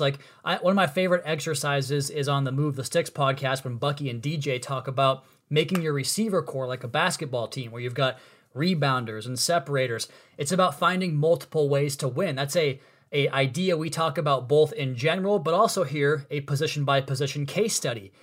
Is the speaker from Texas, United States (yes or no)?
no; Central/Eastern Washington, United States; moved away; I'm from Central slash Eastern Washington